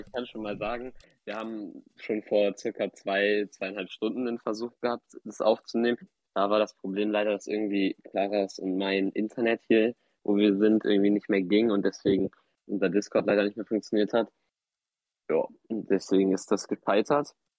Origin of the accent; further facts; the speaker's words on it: Hamburg, Germany; in Hamburg zur Schule gegangen die ganze Zeit